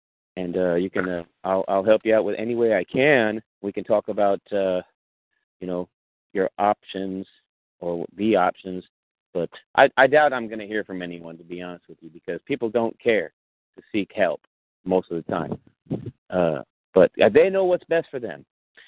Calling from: California, United States; I'm actually calling from California, the state of California

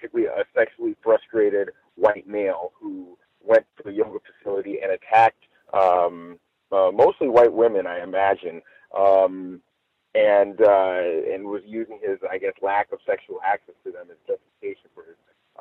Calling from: Los Angeles, California, United States; I'm calling live from Los Angeles

